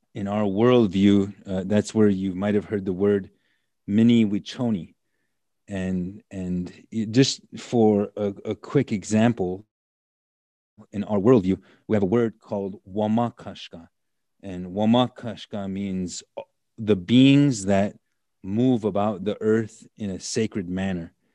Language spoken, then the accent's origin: English; United States; also born or lived in Black Hills, South Dakota; I grew up on the Standing Rock Nation, the Standing Rock Reservation